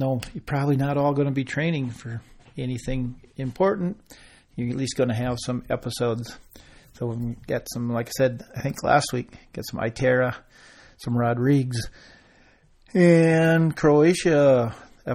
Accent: United States; us Americans

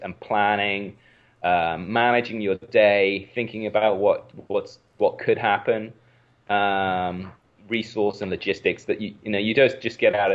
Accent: Wales, United Kingdom; moved away; I grew up in Wales, in the United Kingdom

